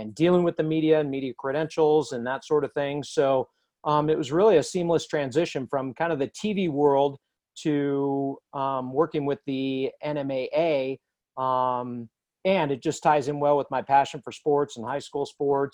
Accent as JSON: {"language": "English", "region": "Southern California", "country": "United States", "tie": "born or raised there", "also_born_or_lived": "Farmington, New Mexico", "moved": "as an adult", "lives_now": "New Mexico, United States", "said": "I grew up out in Southern California"}